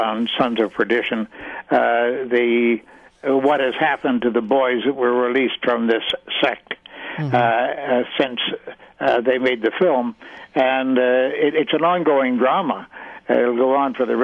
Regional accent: Canada; I was born and raised in Canada

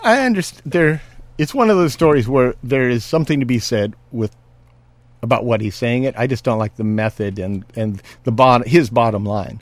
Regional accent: California, United States; I'm a Californian

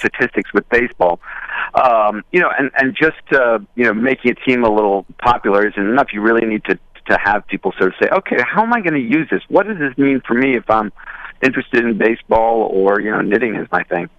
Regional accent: Westchester, New York, United States; I grew up in Westchester.

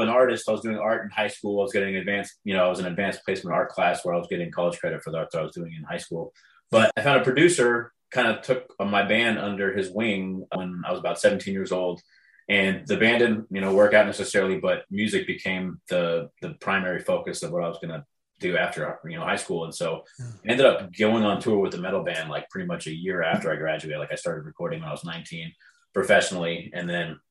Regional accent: San Juan Capistrano, California, United States; also born or lived in Dana Point, California; I grew up in San Juan Capistrano, which is only about 20 to 30 minutes south of Irvine. That's where, my first formative years, probably 1 through 12 years old

